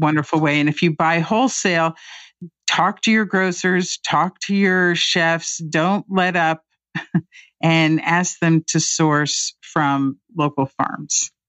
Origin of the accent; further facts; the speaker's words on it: Indianapolis, Indiana, United States; moved away as an adult; now in Washington, United States; I grew up in Indianapolis on a very conservative side of town